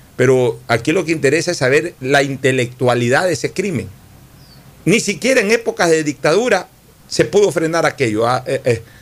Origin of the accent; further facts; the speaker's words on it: Guayaquil, Guayas, Ecuador; como guayaquileño